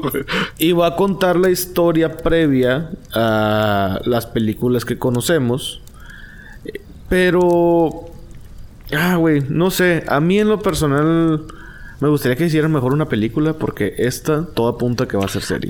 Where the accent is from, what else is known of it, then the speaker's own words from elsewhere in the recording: Mexico; yo soy mexicano